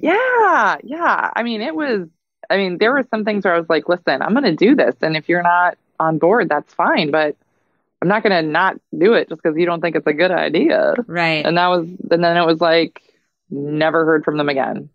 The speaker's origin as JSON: {"language": "English", "region": "Minnesota", "country": "United States", "tie": "born or raised there", "moved": "yes", "said": "I'm looking at moving back to my home state of Minnesota"}